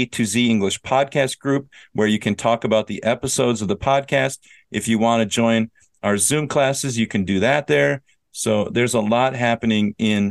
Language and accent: English; Minnesota, United States; I'm from Minnesota. I know winter.